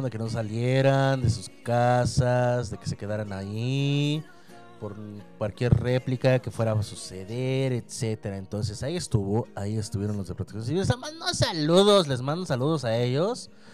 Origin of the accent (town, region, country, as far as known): Mexico